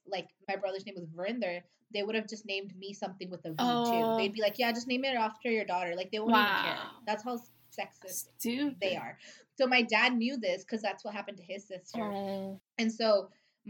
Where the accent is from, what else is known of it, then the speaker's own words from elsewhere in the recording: United States; growing up in America, I always felt like an outsider here because I wasn't American enough